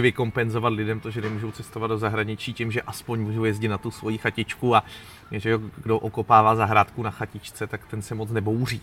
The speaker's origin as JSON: {"language": "Czech", "town": "České Budějovice", "region": "South Bohemian Region", "country": "Czechia", "tie": "born or raised there", "moved": "yes", "lives_now": "Prague, Czech Republic", "said": "když jsem vyrůstal v devadesátých letech v Českých Budějovicích"}